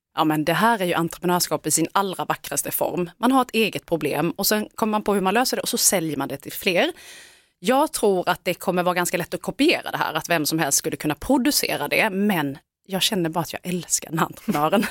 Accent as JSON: {"language": "Swedish", "town": "Älmhult", "region": "Kronoberg County", "country": "Sweden", "said": "jag kommer ju från Älmhult där Ingvar Kamprad var den stora mannen."}